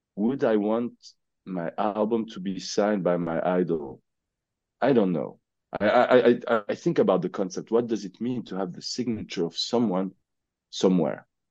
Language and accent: English; Switzerland; We are from Switzerland. We're from Switzerland.